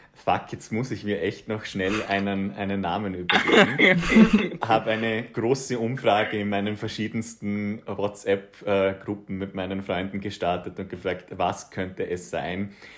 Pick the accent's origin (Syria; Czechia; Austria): Austria; Bregenzerwald, Vorarlberg; accent: Vorarlberg dialect; moved away as an adult; also born or lived in Vienna / Netherlands; ich komme ja, wie gesagt, aus dem Brinkzer Wald. Das ist ein kleines Tal in Vorarlberg